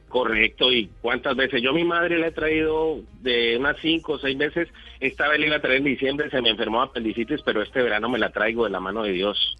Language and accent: Spanish; Colombia; moved away as an adult; also born or lived in Mexico; now in Barcelona, Spain; nosotros los colombianos cuando salimos de Colombia